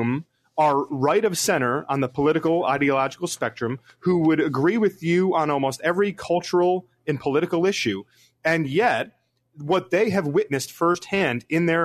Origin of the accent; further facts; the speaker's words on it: Southeast Michigan, United States; also born or lived in Hudson Valley, New York; I was born in the Hudson Valley and the other in Southeast Michigan, where my dad was the pastor and where I grew up